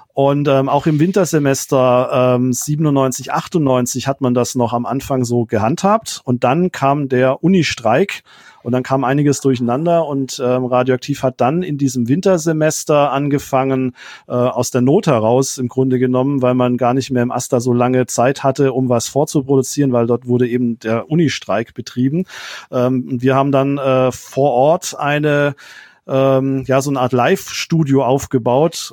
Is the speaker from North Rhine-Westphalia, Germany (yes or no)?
no; Rottweil, Baden-Württemberg, Germany; also born or lived in Mannheim / Friedrichshafen; Die Stadt Rottweil ist die Stadt, in der ich zur Schule gegangen bin, ist quasi meine Heimatstadt